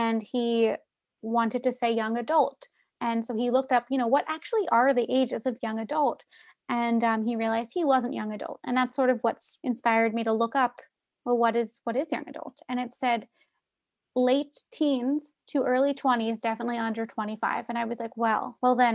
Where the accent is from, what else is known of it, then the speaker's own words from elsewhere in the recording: Philadelphia, Pennsylvania, United States; as a Philadelphian